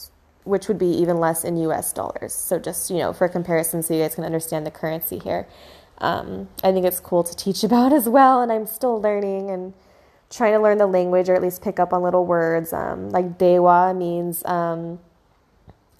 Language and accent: English; California, United States; growing up in America and in California